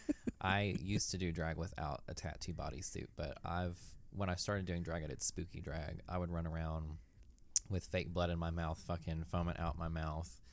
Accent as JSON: {"language": "English", "town": "Knoxville", "region": "Tennessee", "country": "United States", "said": "I'm from Knoxville, Tennessee"}